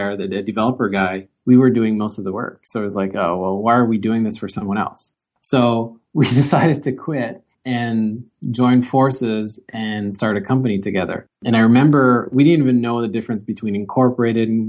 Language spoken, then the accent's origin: English; Gatineau, Quebec, Canada; also born or lived in Waterloo; I'm from the Ottawa area on the Quebec side in Gatineau. So I grew up here